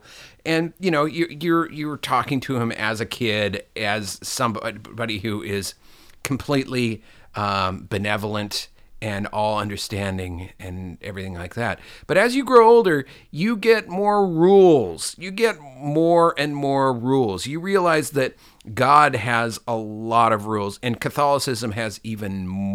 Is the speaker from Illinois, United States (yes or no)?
no; Seattle, Washington, United States; at least in our diocese, which was, you know, North Seattle, and in the time that I was going to church.